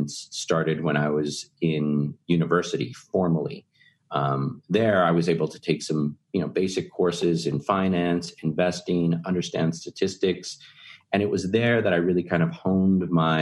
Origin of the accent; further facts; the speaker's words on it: Texas, United States; Texans tend to be really proud of being from Texas, as am I.